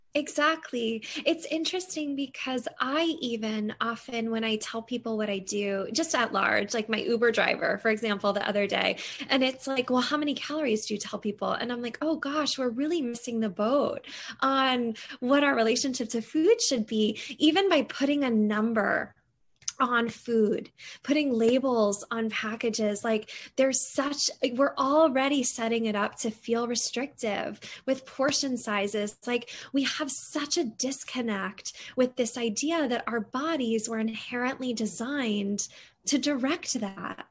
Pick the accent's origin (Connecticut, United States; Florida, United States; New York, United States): Connecticut, United States; moved away as an adult; also born or lived in Seattle; I grew up in Connecticut